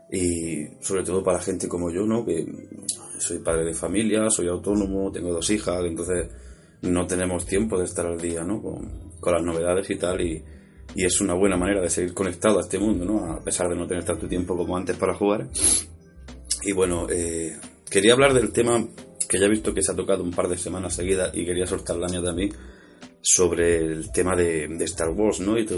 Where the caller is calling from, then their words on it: Granada, Andalusia, Spain; soy un oyente de Granada.